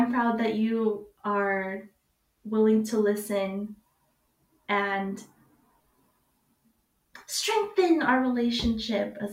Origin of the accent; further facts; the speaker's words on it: United States; me growing up in America